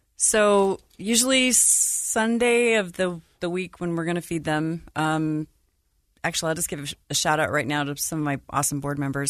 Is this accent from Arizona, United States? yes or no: no; Salt Lake City, Utah, United States; moved away as an adult; also born or lived in Denver / Florida / Chicago area; I grew up in Salt Lake.